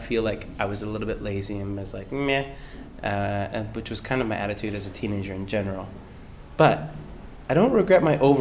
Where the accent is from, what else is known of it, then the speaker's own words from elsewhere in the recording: Langley, British Columbia, Canada; Grew up in Langley my whole life